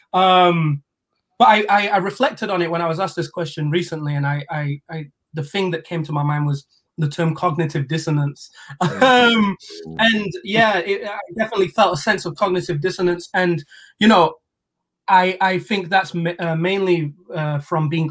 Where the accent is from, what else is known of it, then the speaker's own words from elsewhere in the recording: Sheffield, Yorkshire and the Humber, United Kingdom; Sheffield, that's my home